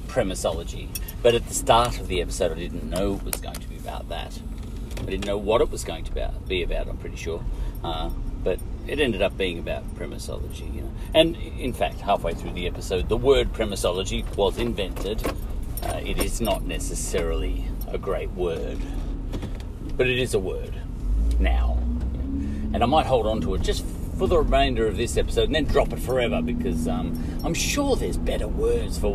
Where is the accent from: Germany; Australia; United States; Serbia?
Australia; We come from Australia